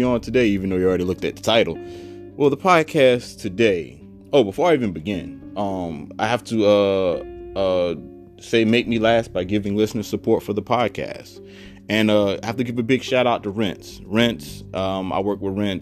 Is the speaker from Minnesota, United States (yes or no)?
no; Savannah, Georgia, United States; moved away; my hometown of Savannah, GA